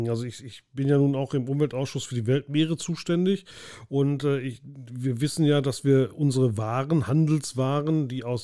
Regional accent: Bochum, North Rhine-Westphalia, Germany; Für mich als Bochumer ist es überhaupt keine Alternative, mit dem Flugzeug nach Berlin zu fliegen.

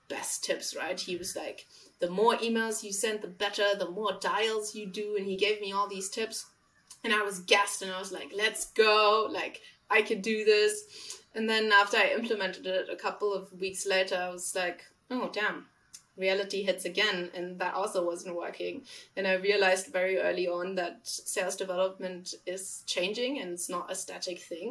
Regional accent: Germany; accent: German; English is a second language; moved away as an adult; now in London, United Kingdom; You probably caught onto my accent. I'm not from London. I am from Germany. I've been trying to get rid of this German little hit of accent in my English

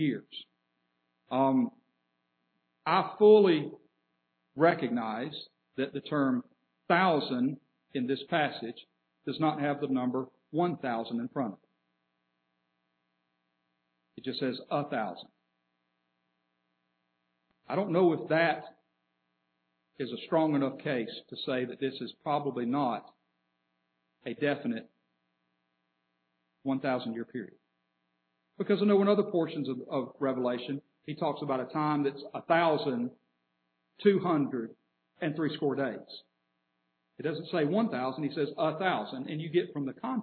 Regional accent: Birmingham, Alabama, United States; I can tell somebody I'm from Alabama. I'm completely right. I could tell somebody I'm from the city of Birmingham. I'm completely right.

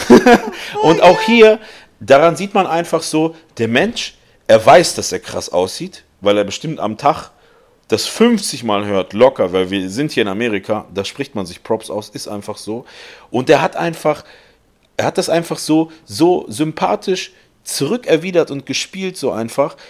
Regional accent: Germany; wir sind Deutsche

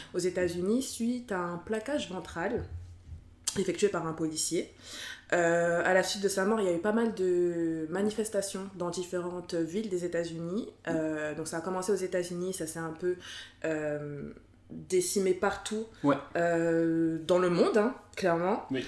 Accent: France; je suis née, j'ai grandi en France

